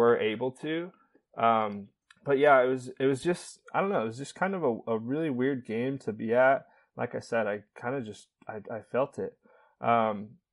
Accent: Arizona, United States; also born or lived in Eastern Carolina; now in North Carolina, United States; I'm from Arizona

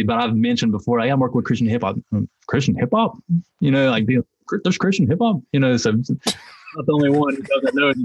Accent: Hickory, North Carolina, United States; I'm from Hickory, North Carolina, which is it's kind of sectioned off, and one of the sections is called Longview. So I'm from Longview, and so growing up, it's a pretty rough

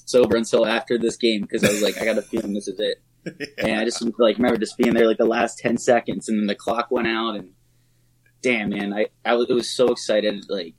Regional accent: Southern Maryland, United States; now in Orlando, United States; growing up in Southern Maryland

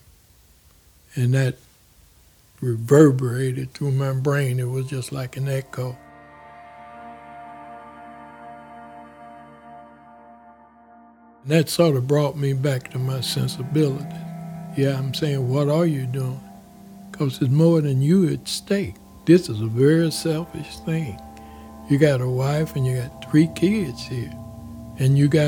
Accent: East St. Louis, Illinois, United States; moved away as an adult; now in Chicago, United States; I was born in East St. Louis, Illinois.

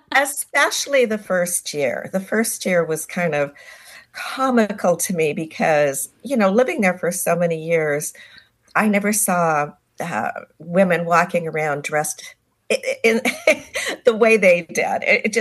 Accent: Southern California, United States; moved away as an adult; also born or lived in Park City, Utah; I grew up in Southern California, born and raised.

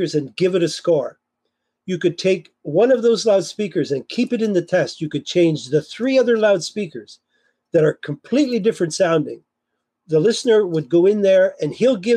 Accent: Kitchener, Ontario, Canada; my hometown, Kitchener-Waterloo

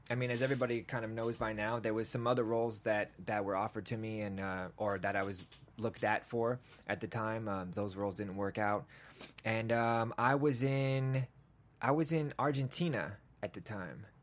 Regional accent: England, United Kingdom; born there; Listen, man, I was born in England, man. We just traveled around a lot.

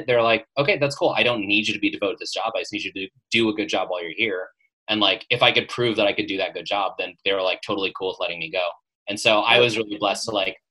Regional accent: Las Vegas, Nevada, United States; moved away as an adult; also born or lived in Chicago / New York; now in Los Angeles, United States; So I grew up in Las Vegas

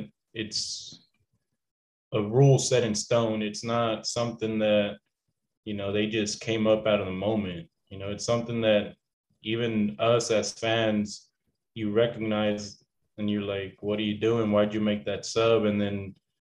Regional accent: Deer Park, Texas, United States; also born or lived in Galveston, Texas / La Porte, Texas; I was born in Galveston, but pretty much born and raised here in the Houston area.

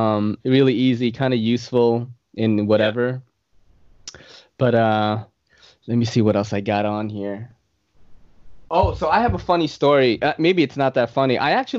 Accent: New York City, New York, United States; in the late 90s, like, I was that kid because if you're growing up in New York City as an Asian kid

